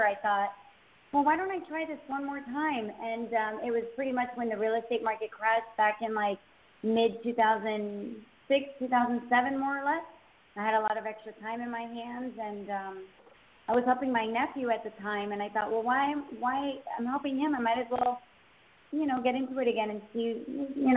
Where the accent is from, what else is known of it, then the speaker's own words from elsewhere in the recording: Miami, Florida, United States; now in Southwest Ranches, United States; I grew up in Miami, but we currently live in a town called Southwest Ranches